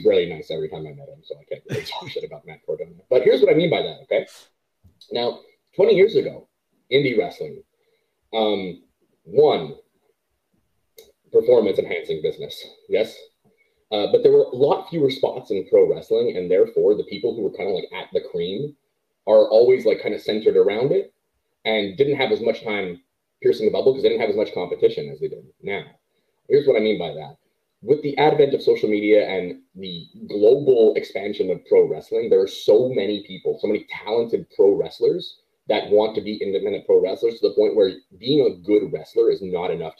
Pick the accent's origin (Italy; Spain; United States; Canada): Canada; as a Canadian